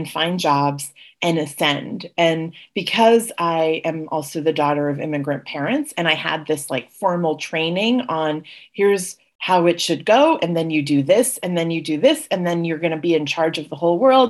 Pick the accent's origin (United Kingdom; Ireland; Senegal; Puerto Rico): Puerto Rico; also born or lived in Los Angeles / Washington, D.C.; now in Jackson Heights, New York, United States; I was raised in Puerto Rico, which is a little bit of a digression from being the daughter of Indian immigrants